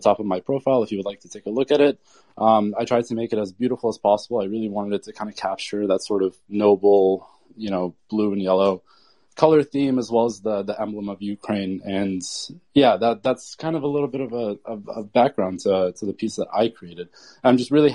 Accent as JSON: {"language": "English", "country": "Turkey", "moved": "yes", "said": "I'm actually originally from Turkey"}